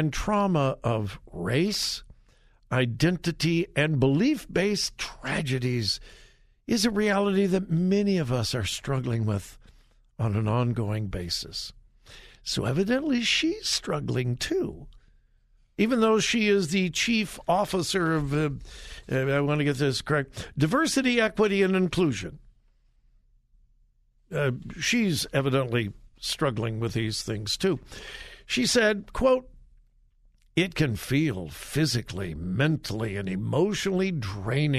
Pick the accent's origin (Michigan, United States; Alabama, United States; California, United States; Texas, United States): California, United States; California, my home state